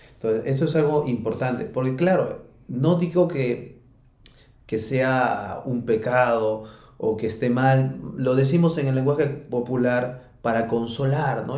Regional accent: Peru; como se dice en mi país

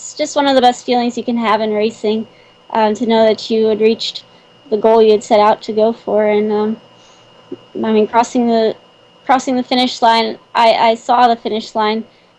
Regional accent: Morgantown, West Virginia, United States; now in Dilliner, United States; my hometown that came up from West Virginia and Morgantown

